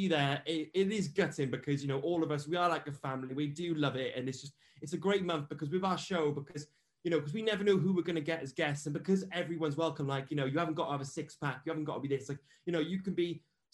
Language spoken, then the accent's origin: English; Wales, United Kingdom; I'm from Wales